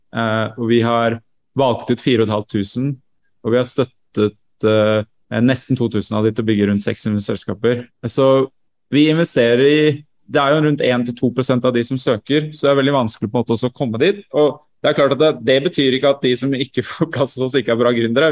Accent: Sande, Vestfold, Norway; moved away as an adult; Jeg vokste opp i Sande, Vestfold

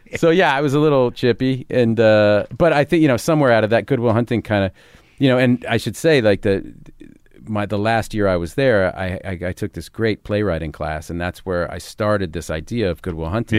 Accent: Cambridge, Massachusetts, United States; I grew up in Cambridge

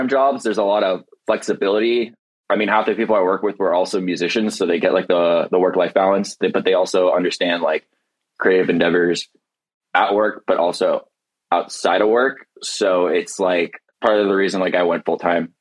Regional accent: Irvine, California, United States; moved away as an adult; also born or lived in Tucson, Arizona; now in Los Angeles, United States; I grew up in Irvine

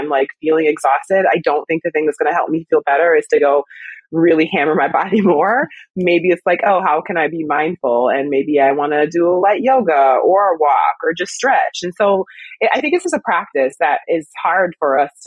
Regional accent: Wisconsin, United States; now in Brooklyn, United States; I'm from Wisconsin originally anyway, so I'm used to the cold

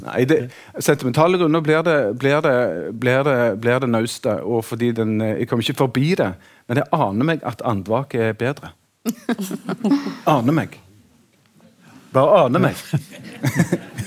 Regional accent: Sandnes, Rogaland, Norway; Sandnes der jeg vokste opp

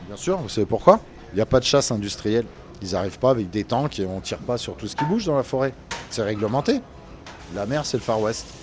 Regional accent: La Rochelle, Nouvelle-Aquitaine, France; moi je suis né à La Rochelle

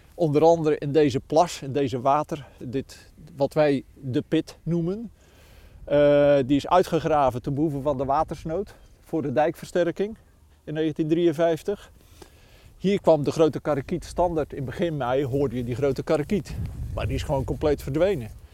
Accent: Goudswaard, South Holland, Netherlands; woonachtig, eigenlijk geboren en getogen in Goudswaard

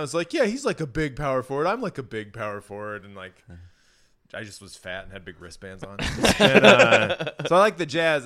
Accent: Iowa, United States; growing up in Iowa

